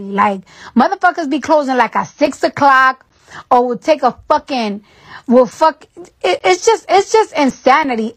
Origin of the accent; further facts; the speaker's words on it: New York, United States; now in Atlanta, United States; I'm from New York